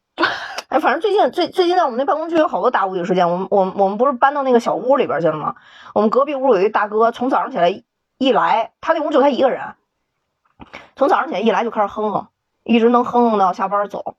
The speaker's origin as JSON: {"language": "Chinese", "town": "Wuhan", "region": "Hubei", "country": "China", "moved": "yes", "said": "我武汉人啊"}